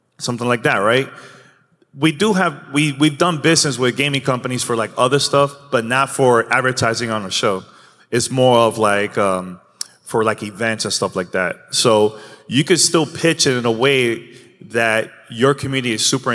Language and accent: English; New York City, New York, United States; I grew up in New York City